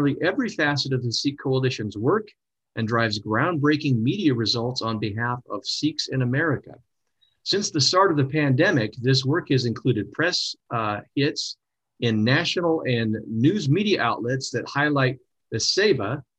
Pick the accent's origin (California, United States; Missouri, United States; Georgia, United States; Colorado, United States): California, United States; Northern; moved away as an adult; also born or lived in Sacramento, California; now in Utah, United States; originally I'm from Northern California. I lived in Sacramento